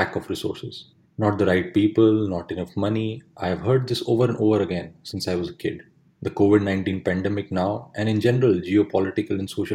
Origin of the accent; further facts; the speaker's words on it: India; my hometown in India